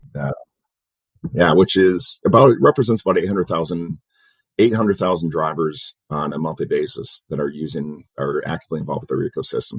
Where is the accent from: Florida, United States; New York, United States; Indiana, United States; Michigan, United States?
Michigan, United States; Dearborn; moved away as an adult; also born or lived in Plymouth, Michigan / Detroit, Michigan / Malibu, California / Chicago, Illinois; now in Phoenix, United States; I grew up in Dearborn in Plymouth.